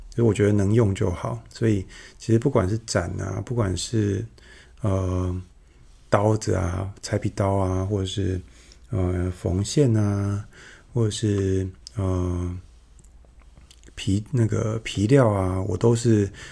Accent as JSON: {"language": "Chinese", "region": "Yunlin County", "country": "Taiwan", "tie": "born or raised there", "said": "我住乡下嘛，然后，呃，乡下的，我，我老家在云林"}